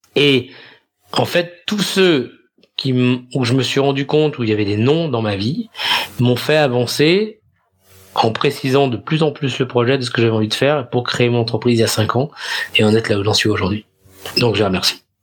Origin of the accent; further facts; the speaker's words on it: France; moved away as an adult; also born or lived in Netherlands; now in Amsterdam, Netherlands; En tant que Français